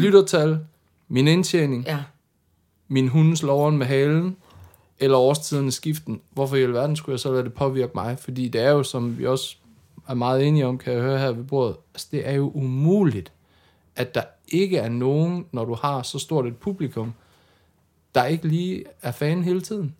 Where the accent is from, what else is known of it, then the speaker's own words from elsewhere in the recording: Denmark; jeg er fra Jylland